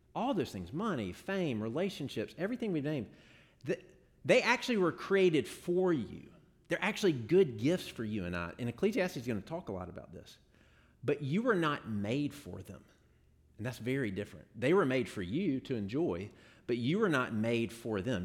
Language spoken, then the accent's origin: English; Jackson, Mississippi, United States; I grew up in Jackson